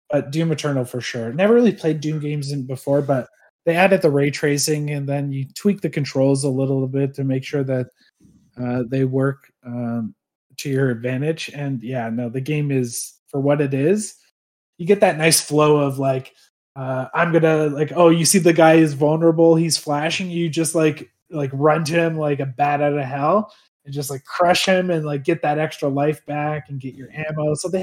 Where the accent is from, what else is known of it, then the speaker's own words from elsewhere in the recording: Canada; we're Canadian.